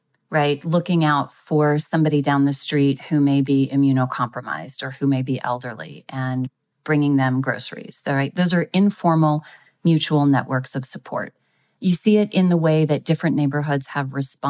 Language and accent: English; Texas, United States; my home state of Texas